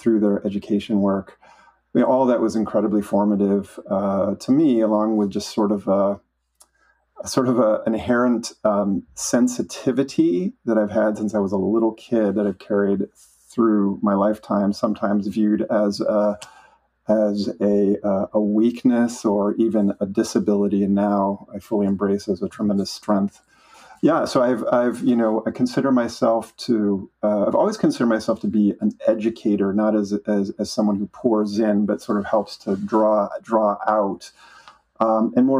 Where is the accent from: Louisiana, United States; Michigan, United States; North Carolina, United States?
Michigan, United States; Flint; I was raised in Flint, Michigan